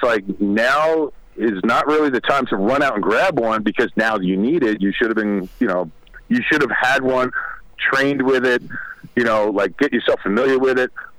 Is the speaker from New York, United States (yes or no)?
yes; New York City, New York, United States; moved away; also born or lived in Ridgewood, Queens; I'm originally from Brooklyn